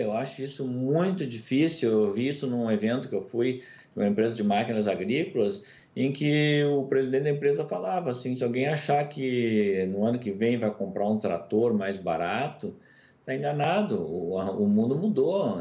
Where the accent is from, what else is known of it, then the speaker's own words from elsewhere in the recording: Brazil; Eu, como brasileiro